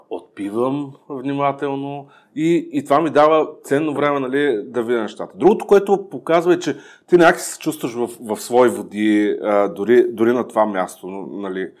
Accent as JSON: {"language": "Bulgarian", "town": "Ruse", "region": "Ruse Province", "country": "Bulgaria", "tie": "born or raised there", "moved": "yes", "said": "съм родом от Русе"}